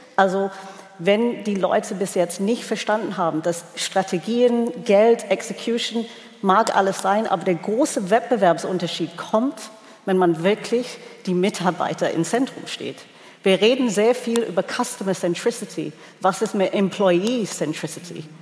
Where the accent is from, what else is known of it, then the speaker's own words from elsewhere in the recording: England, United Kingdom; moved away; als Engländerin